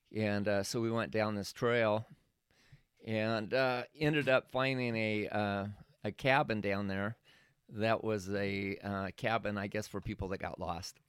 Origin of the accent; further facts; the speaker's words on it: Oregon, United States; moved away; I was from Oregon